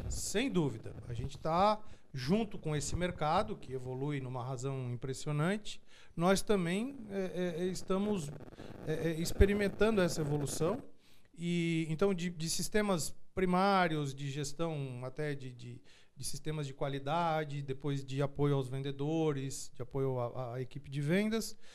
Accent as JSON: {"language": "Portuguese", "town": "Tubarão", "region": "Santa Catarina", "country": "Brazil", "tie": "born or raised there", "said": "E eu e meus irmãos somos naturais de Tubarão, do sul ah, do de estado."}